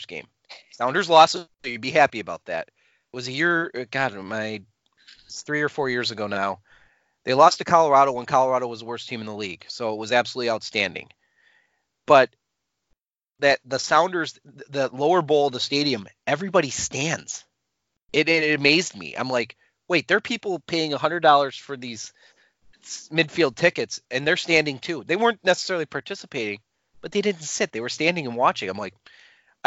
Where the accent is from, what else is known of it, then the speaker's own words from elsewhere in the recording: England, United Kingdom; now in United States; As an English expat